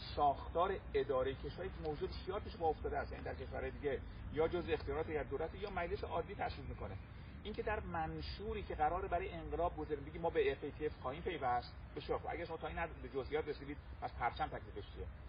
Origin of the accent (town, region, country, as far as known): Iran